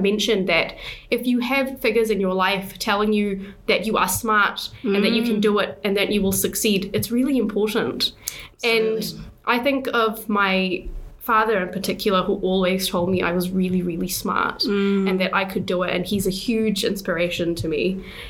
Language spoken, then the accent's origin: English; Malaysia; also born or lived in New Zealand; But in the middle, growing up in Malaysia, didn't have good experiences at school